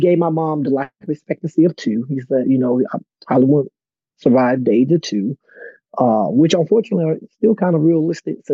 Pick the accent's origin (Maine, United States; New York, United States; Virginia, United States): Virginia, United States; Portsmouth; I was born in Portsmouth Naval in Virginia. D and I are both kind of from Virginia